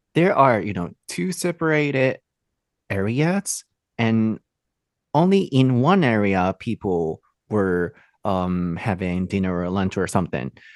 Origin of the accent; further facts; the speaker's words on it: Japan; we Japanese